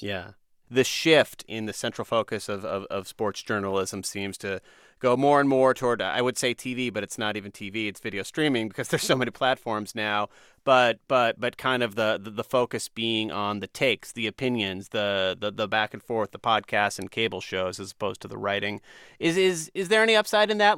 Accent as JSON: {"language": "English", "region": "New Jersey", "country": "United States", "tie": "born or raised there", "said": "I'm somebody who was reading that sports section growing up in New Jersey all the time"}